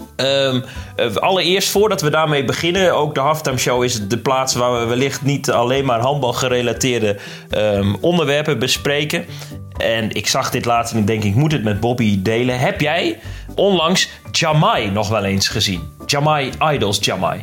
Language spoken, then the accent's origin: Dutch; Netherlands; ons als Nederlanders